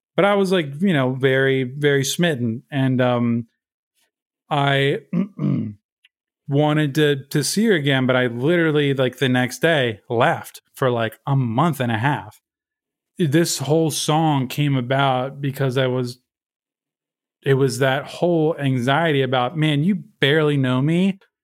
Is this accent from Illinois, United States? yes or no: no; Baltimore, Maryland, United States; moved away as an adult; now in Brooklyn, United States; I grew up in Baltimore, Maryland